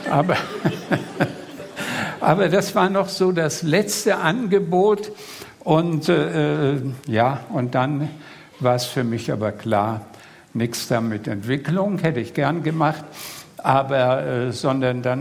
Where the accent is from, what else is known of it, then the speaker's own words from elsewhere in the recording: Greater Poland, Poland; Ja, ich komme, um es äh, kurz zu sagen, äh, aus in der Nähe von Posen. Poznan ist die zweitgrößte Stadt Polens. Also man fährt Berlin, Frankfurt-Oder und 200 Kilometer östlich ist Posen